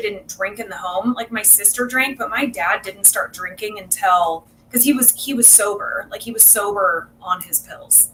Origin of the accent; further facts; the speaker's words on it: South Orange County, California, United States; also born or lived in South Bay, California; I was born in South Bay and raised in South Orange County. My family moved down here when I was young, like three